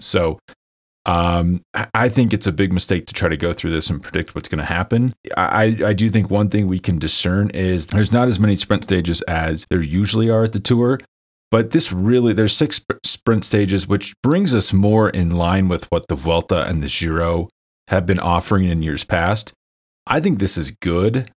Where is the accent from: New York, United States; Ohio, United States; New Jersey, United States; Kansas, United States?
Kansas, United States; Lawrence; my hometown, Lawrence, Kansas